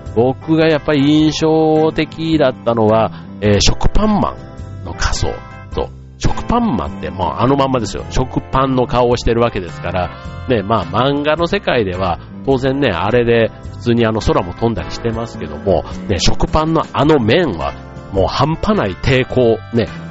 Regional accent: Osaka, Japan; moved away; 大阪のね、僕の実家

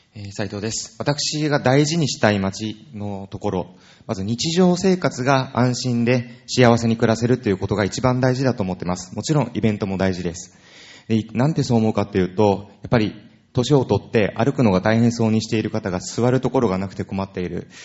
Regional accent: Urayasu, Chiba, Japan; 私は浦安市で生まれ育ちました

